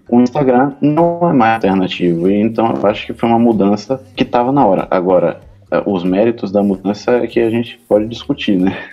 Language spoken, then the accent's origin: Portuguese; Salvador, Bahia, Brazil; eu sou de Salvador